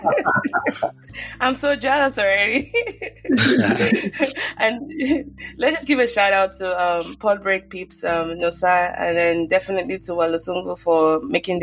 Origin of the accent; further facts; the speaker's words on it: Nigeria; now in United States; I grew up in Nigeria